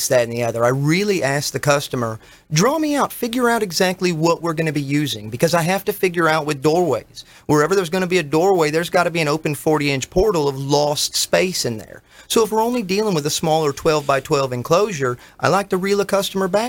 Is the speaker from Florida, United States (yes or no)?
yes; North Port, Florida, United States; I was from Northport, but I went to Venice High, the Indians